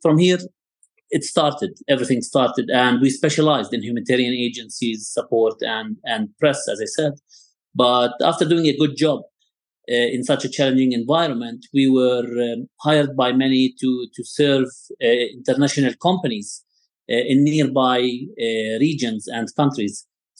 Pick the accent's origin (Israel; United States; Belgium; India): Israel; Jerusalem, Jerusalem District; also born or lived in West Bank; So, born and raised in Jerusalem, and I've studied in the West Bank. I've always lived in a challenging political environment.